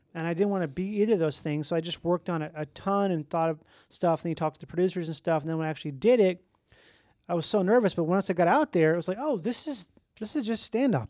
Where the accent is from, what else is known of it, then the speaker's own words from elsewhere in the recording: Minnesota, United States; I grew up in Minnesota